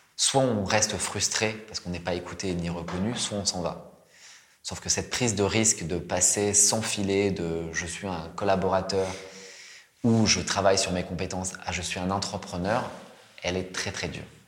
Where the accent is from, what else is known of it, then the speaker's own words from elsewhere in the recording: France; moved away as an adult; also born or lived in Japan; moi, en tant que Français